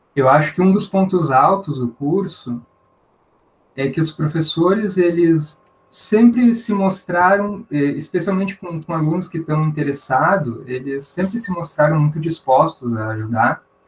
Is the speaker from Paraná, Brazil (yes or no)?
no; Santa Maria, Rio Grande do Sul, Brazil; eu nasci ali no USME, é, meus pais eram da casa dos estudantes, eu fiquei, morei ali até os quatro anos e meio